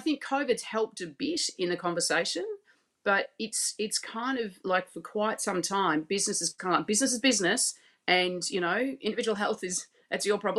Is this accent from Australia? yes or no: yes; Australia; so I obviously my accent shows that I'm from Australia. I live in Melbourne